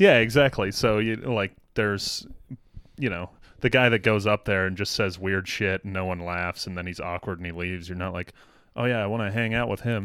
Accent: Denver, Colorado, United States; moved away as an adult; also born or lived in Boston; I'm from Denver

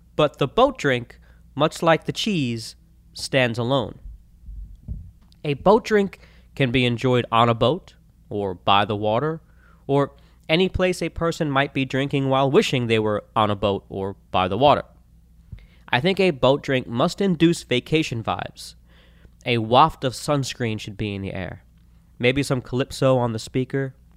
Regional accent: Florida, United States; Growing up in Florida, I spent plenty of time on lakes and rivers

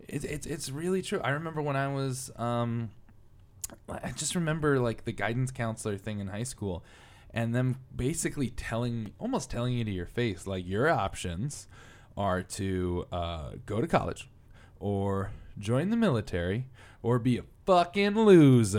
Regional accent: Connecticut, United States; I'm from Connecticut

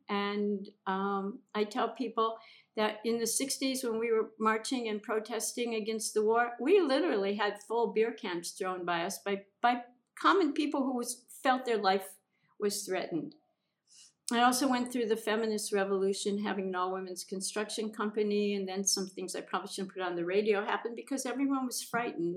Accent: Minnesota, United States; also born or lived in The Hamptons, New York; now in Bali, Indonesia; I came here from living in the Hamptons, but I grew up in Minnesota.

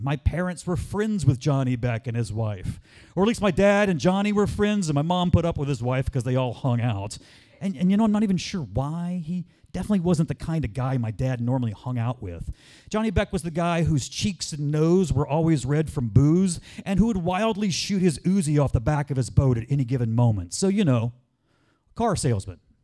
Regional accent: Ocean Springs, Mississippi, United States; my hometown of Ocean Springs, Mississippi

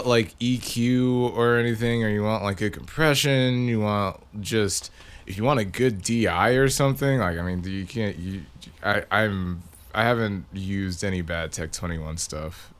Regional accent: Victoria, Texas, United States; moved away; I'm from Victoria

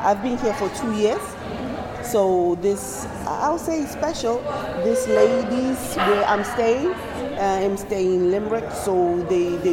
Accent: South Africa; moved away; I'm from South Africa

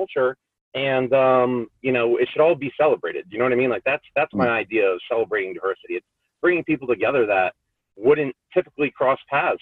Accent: Lehigh Valley, Pennsylvania, United States; I grew up here in the Lehigh Valley, graduated from Emmaus a little bit ago

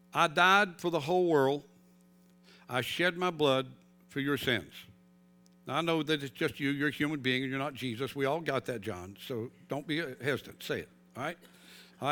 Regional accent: North Carolina, United States; moved away; I grew up in North Carolina

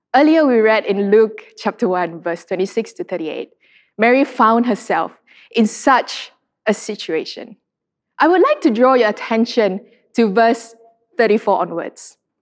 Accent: Sarawak, Malaysia; I'm from Sarawak, and Sarawakians love our beauty pageants.

